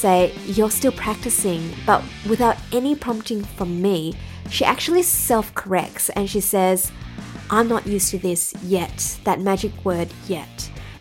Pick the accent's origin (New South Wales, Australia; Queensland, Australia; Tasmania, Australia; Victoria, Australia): New South Wales, Australia; Sydney